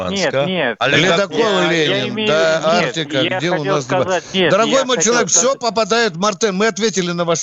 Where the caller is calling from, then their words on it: Kaluga, Kaluga Oblast, Russia; Алло, с Калуги звонит.